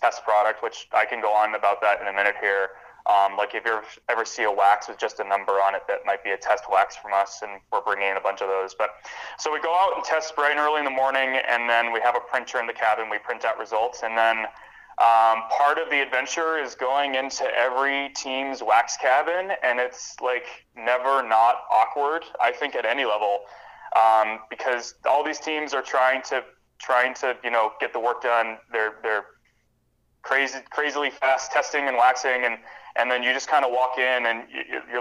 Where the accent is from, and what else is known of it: Midwestern United States, United States; first language English